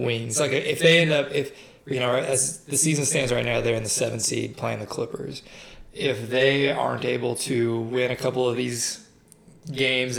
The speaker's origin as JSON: {"language": "English", "town": "Dallas", "region": "Texas", "country": "United States", "said": "I'm from there"}